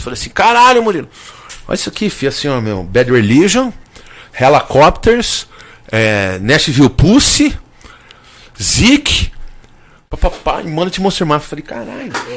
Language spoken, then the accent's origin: Portuguese; Brazil; eu sou brasileiro